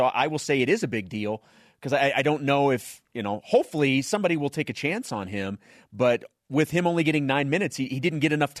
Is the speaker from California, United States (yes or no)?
no; Missouri, United States; moved away; my home state of Missouri.